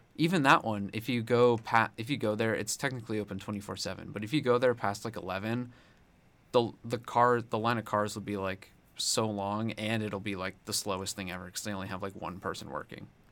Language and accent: English; Connecticut, United States; now in Columbia, United States; I'm from Connecticut.